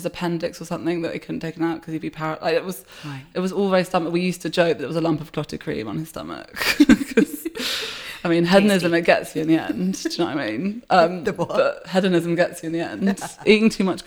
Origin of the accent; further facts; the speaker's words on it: London, United Kingdom; also born or lived in Wiltshire; I am from Shepherd's Bush in West London, Shebu.